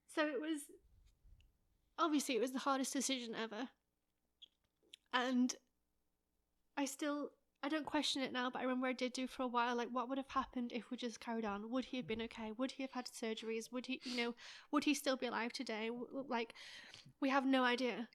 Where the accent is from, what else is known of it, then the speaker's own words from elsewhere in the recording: England, United Kingdom; moved away; I'm from England